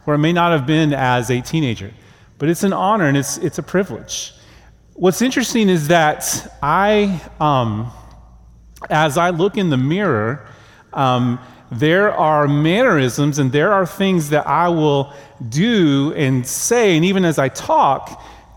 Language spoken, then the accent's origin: English; Oklahoma, United States; moved away; I grew up in Oklahoma in a Christian home with godly parents